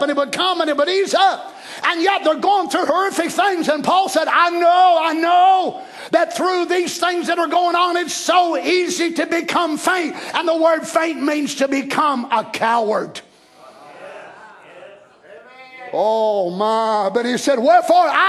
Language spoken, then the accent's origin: English; United States; I'm an American